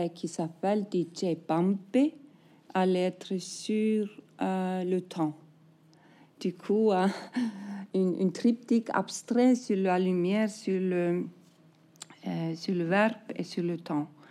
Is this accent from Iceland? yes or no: yes; Iceland